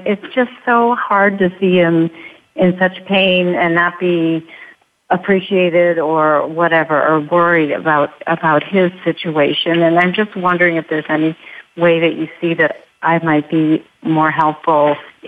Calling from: Chicago, Illinois, United States; I'm from Chicago.

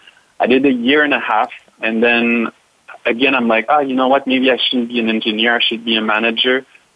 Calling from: Montreal, Quebec, Canada; So I'm calling actually from Montreal, Canada, at the international headquarters of Cirque du Soleil.

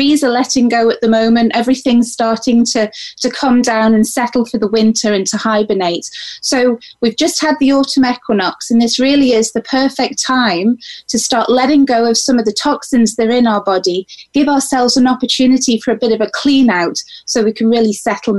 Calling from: Isle of Man; I'm actually calling from the Isle of Man, which is a really magical little island between Ireland and England.

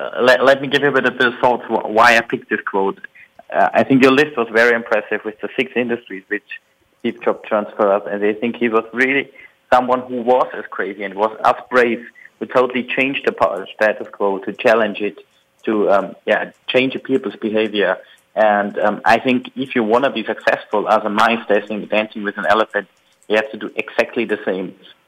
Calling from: Munich, Bavaria, Germany; I'm calling from Munich, Germany, and I'm glad to be on the air today.

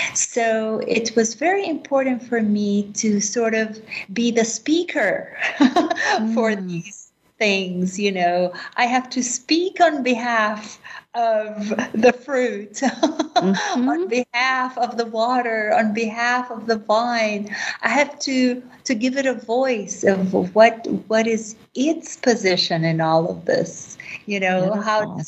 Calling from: Jerusalem, Jerusalem District, Israel; I am currently in Jerusalem. The holy city.

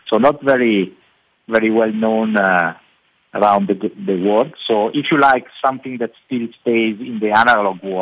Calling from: Italy; English is a second language; Well, uh, by here in Italy, it's already noon

